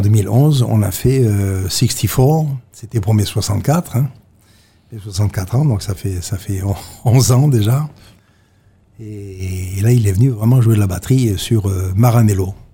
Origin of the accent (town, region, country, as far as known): Monaco; born or raised there